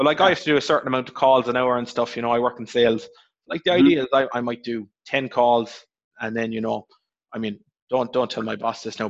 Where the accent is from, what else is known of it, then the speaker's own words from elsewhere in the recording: Cork, Munster, Ireland; So Bishopstown in Cork. You know, out by CIT.